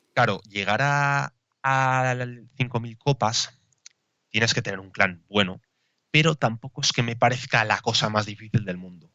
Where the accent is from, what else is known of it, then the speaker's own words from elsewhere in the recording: Basque Country, Spain; yo soy de, bueno, de País Vasco